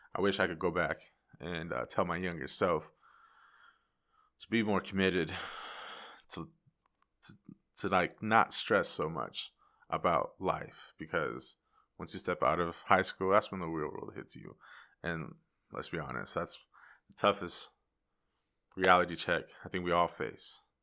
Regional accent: Yakima, Washington, United States; I am born and raised in Yakima, Washington

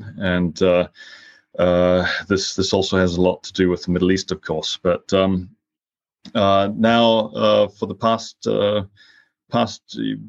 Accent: Helsinki, Uusimaa, Finland; Well, I grew up in Helsinki

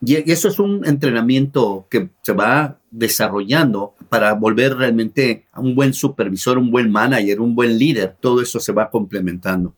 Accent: Mexico; moved away as an adult; now in United States; yo soy originario de México, allá estudié ingeniero químico industrial

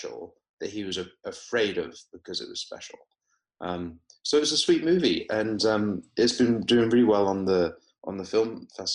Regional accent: Weymouth, South West England, United Kingdom; moved away as an adult; also born or lived in Oxford; now in Los Angeles, United States; I grew up in Weymouth in Dorset. Went to school locally down there, school and college

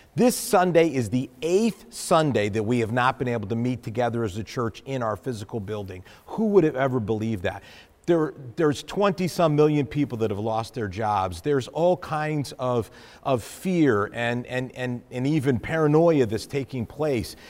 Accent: New England, United States; I'm from New England

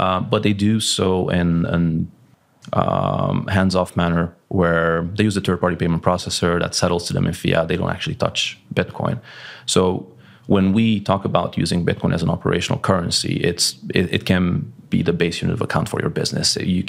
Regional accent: Hungary; English is a second language; now in Malaga, Spain; So I'm based in Malaga, Spain. Yeah. I'm originally Hungarian.

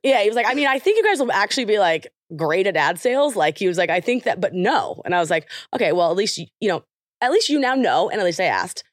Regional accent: Oklahoma, United States; I'm from Oklahoma

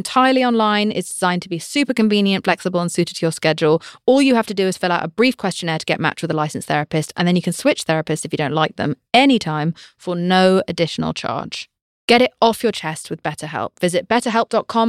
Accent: United Kingdom; I'm British

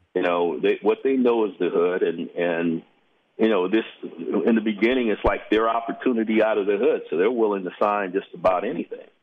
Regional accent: Los Angeles, California, United States; I'm from South Central

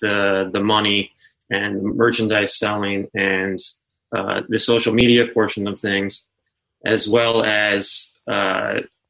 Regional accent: Denver, Colorado, United States; I grew up in Denver playing music

